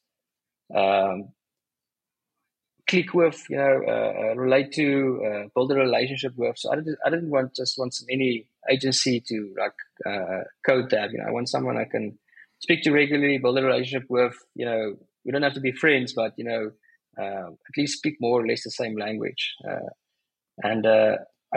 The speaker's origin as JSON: {"language": "English", "country": "South Africa", "said": "I'm South African"}